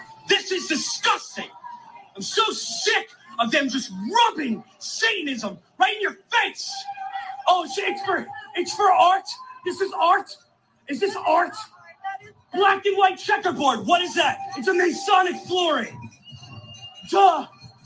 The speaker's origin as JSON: {"language": "English", "town": "Philadelphia", "region": "Pennsylvania", "country": "United States", "said": "I'm from Philly."}